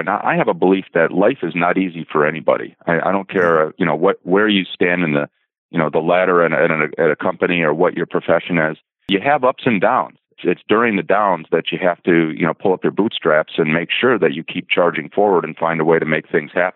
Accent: Racine, Wisconsin, United States; moved away; also born or lived in Duluth, Minnesota / Southern California / Grand Rapids, Michigan / Minnesota; my hometown of Racine, Wisconsin

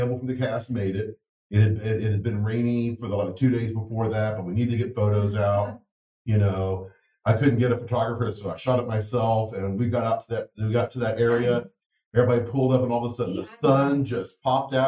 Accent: Texas, United States; also born or lived in Dallas; now in San Francisco, United States; I grew up in Texas where people were kind of told not to be too much in a lot of ways

